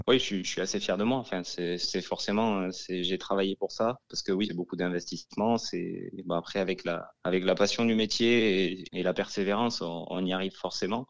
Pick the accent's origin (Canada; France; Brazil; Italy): France; now in Valence, France; je suis originaire dans des Pyrénées